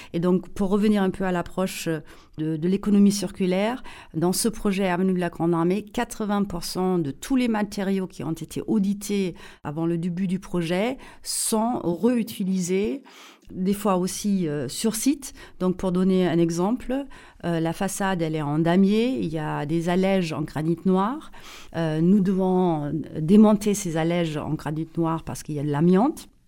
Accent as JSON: {"language": "French", "town": "Saarbrücken", "region": "Saarland", "country": "Germany", "tie": "born or raised there", "also_born_or_lived": "Paris", "accent": "German", "second_language": "French", "moved": "as an adult", "said": "je suis allemande, mais allemande euh, née près de la frontière franco-allemande, à Saarbrücken. Euh, la frontière avec la France était à 800 mètres euh, de notre maison familiale."}